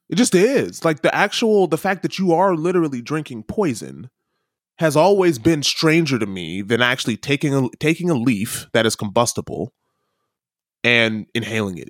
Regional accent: United States; as an American

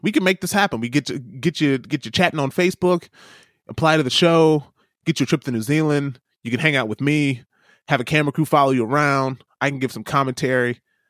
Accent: New York City, New York, United States; You're like, man, I don't touch sheep. I'm from New York City.

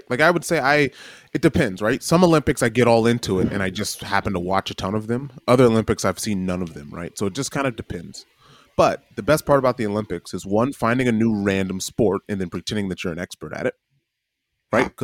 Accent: Wellington, New Zealand; I say, well, we came from Wellington. If I'm outside of the city of Wellington, so it depends on where right. you're at to me.

